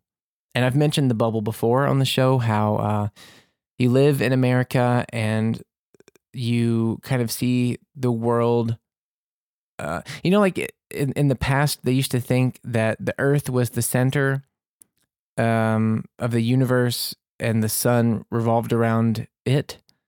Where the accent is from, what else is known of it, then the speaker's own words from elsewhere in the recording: Mississippi, United States; born there; also born or lived in Louisiana; I was born in Mississippi there, and we lived in Louisiana for a long time.